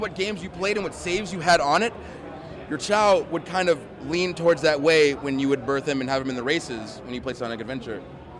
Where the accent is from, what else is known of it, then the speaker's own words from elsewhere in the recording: Cleveland, Ohio, United States; The Q in Cleveland. It's my hometown.